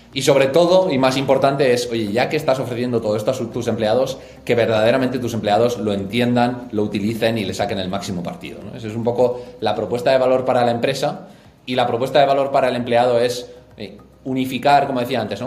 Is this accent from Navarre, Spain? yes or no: yes; Pamplona, Navarre, Spain; moved away as an adult; now in Madrid, Spain; Soy de Pamplona, nací allí, estudié allí, tanto el colegio como la universidad